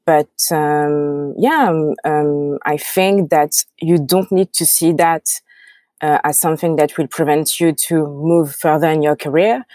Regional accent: France; accent: French; English is a second language; I have my French accent

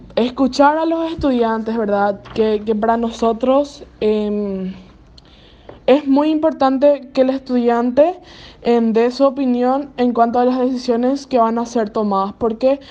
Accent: Villarrica, Guairá, Paraguay; soy del el interior de Paraguay, en un departamento llamado Guairá de la ciudad de Villarrica.

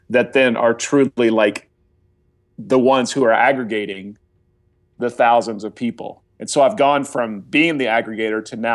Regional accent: Oklahoma, United States; I'm a follower of Jesus. Uh, you know, I'm from Oklahoma.

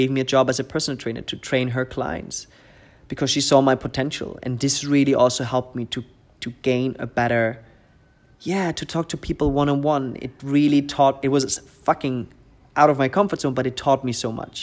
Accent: Germany; English is a second language; moved away as an adult; also born or lived in Munich area; now in Dubai, United Arab Emirates; I've been raised in I was living in my hometown until I was 24, 25

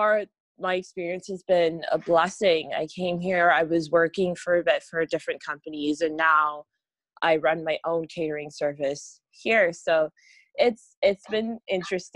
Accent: Canada; moved away as an adult; now in Accra, Ghana; I was born and raised in Canada. I'm currently now living in Accra, Ghana.

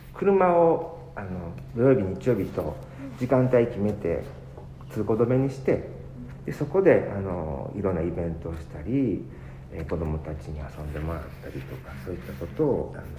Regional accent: Kyoto, Japan; 私もやっぱりここで生まれ育った人間なので

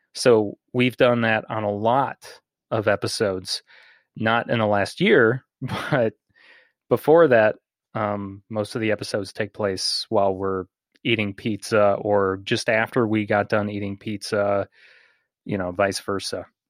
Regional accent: Bourbonnais, Illinois, United States; a morning radio host in my hometown

